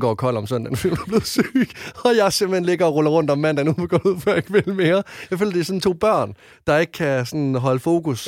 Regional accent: Varde, Southern Denmark, Denmark; moved away; dem, jeg har haft hjemme i Varte hele mit liv

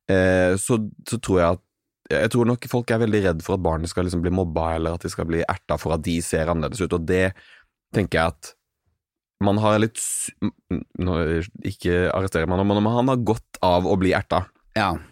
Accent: Arendal, Agder, Norway; alltid at jeg er fra Arendal, men når folk er sånn 'Å ja, Arendal', så skjønner jeg at de vet hva Arendal er.

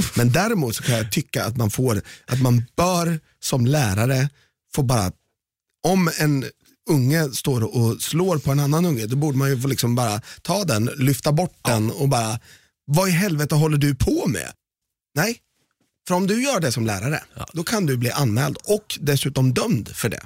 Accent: Malmö, Skåne, Sweden; Vi är från Malmö

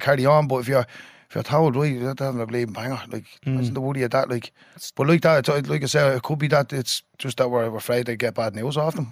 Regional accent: Dublin, Leinster, Ireland; I was born in James's Hospital. Um, lived in a tenement house

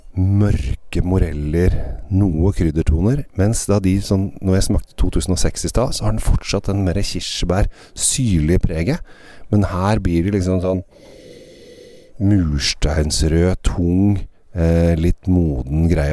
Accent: Norway; hjemme i Norge

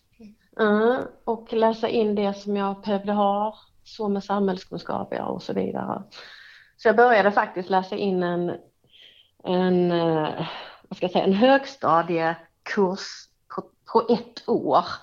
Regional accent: Hässleholm, Skåne, Sweden; Det är min hemstad.

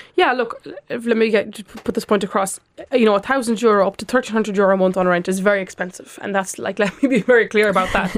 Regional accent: Lithuania; now in Ireland; I am from Lithuania, and I spent Christmas there, and my parents live in an apartment

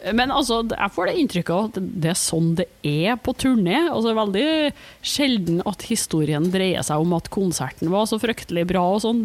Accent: Trondheim, Trøndelag, Norway; accent: broad Trøndelag; moved away; Og jeg er fra Trondheim og har flytta fra Trondheim.

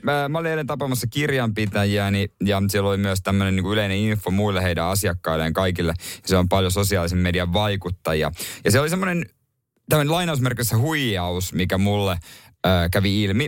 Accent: Seinäjoki, South Ostrobothnia, Finland; meillä päin silloin Seinäjoella

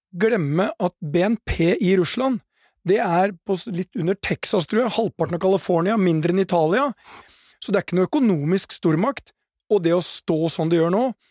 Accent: Norway; som nordmann

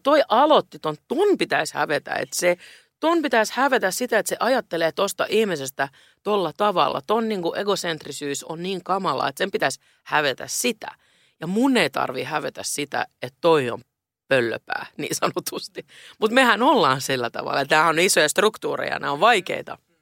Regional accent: Helsinki, Uusimaa, Finland; now in Stockholm, Sweden; mä rakastan Helsinkiä, se on mun kotikaupunkini

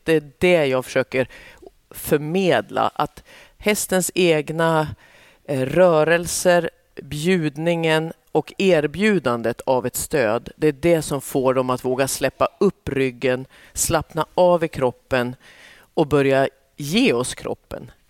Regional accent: southern Norrland, Sweden; Jag är ju uppväxt i södra Norrland

